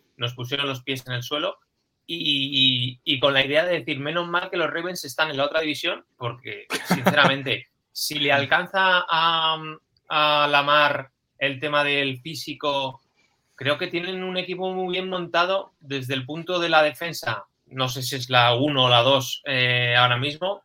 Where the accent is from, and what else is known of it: Spain